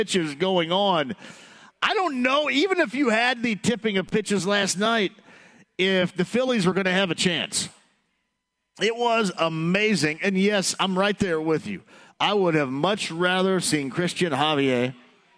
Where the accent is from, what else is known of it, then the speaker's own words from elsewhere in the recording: Southern Indiana, United States; I'm from Southern Indiana